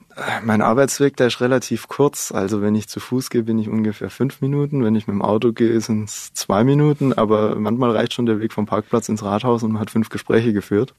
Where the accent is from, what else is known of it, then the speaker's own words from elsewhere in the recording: Baden-Württemberg, Germany; in meiner Heimatgemeinde. In dem Landkreis, wo wir sind, der ist wirtschaftlich nicht ganz so stark. Aber wir haben nebendran den Landkreis Heilbronn